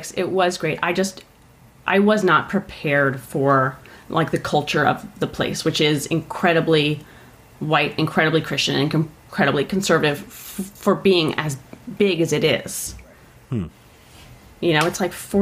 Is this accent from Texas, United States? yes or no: yes; Austin, Texas, United States; I'm from Austin